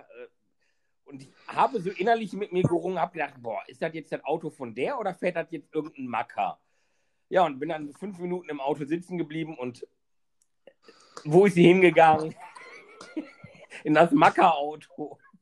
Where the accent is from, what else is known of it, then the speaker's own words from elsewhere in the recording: Wesel, North Rhine-Westphalia, Germany; in meiner Heimatstadt in Wesel